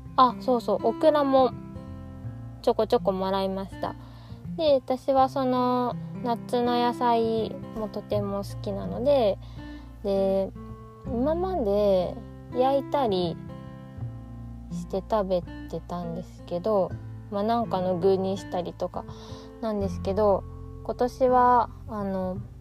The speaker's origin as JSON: {"language": "Japanese", "region": "Ishikawa", "country": "Japan", "tie": "born or raised there", "moved": "yes", "said": "私の実家は石川県の、うん、割と山の方にあるんですけど"}